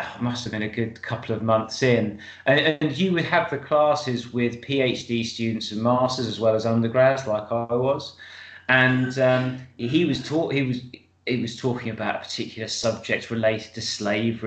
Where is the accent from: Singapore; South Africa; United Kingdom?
United Kingdom; being British